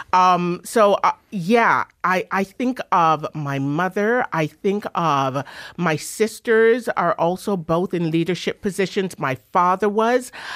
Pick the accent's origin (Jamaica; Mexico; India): Jamaica; Kingston; also born or lived in England / Drumheller, Alberta; now in Toronto, Canada; I was born in England, raised in Jamaica. Jamaica kinda formed me.